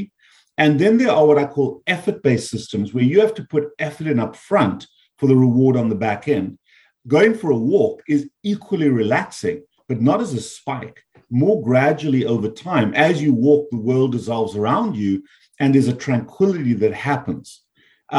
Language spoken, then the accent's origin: English; South Africa; moved away as an adult; also born or lived in Canada / United States; now in South Florida, United States; my birth is from South Africa. I grew up there, I trained there, and then I moved to the US after I became a medical doctor.